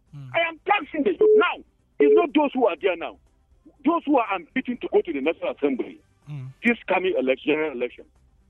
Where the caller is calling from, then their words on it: Angwan Rukuba, Plateau, Nigeria; I'm calling from Angwarukuba.